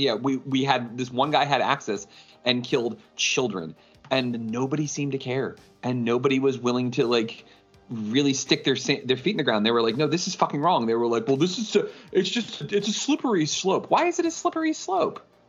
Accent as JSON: {"language": "English", "region": "New York", "country": "United States", "tie": "born or raised there", "said": "I grew up in New York"}